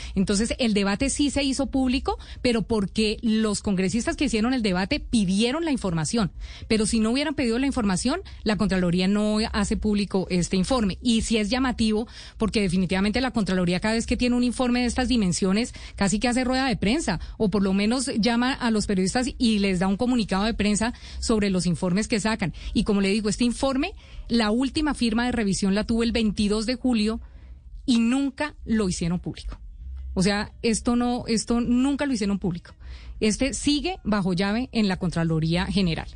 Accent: Colombia; como colombiano

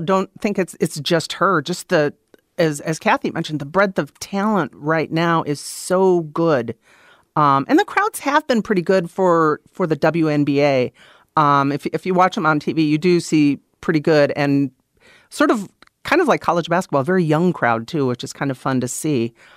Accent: Wisconsin, United States; moved away as an adult; also born or lived in Des Moines, Iowa; I grew up in Wisconsin

